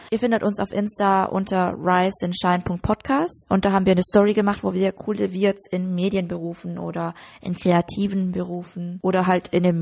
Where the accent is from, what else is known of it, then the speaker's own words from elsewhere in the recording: Germany; ich bin Deutsche.